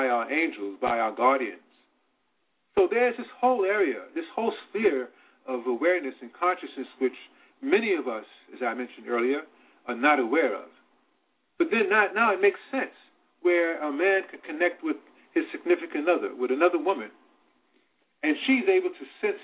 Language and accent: English; Virginia, United States; now in New York City, United States; I was born in Virginia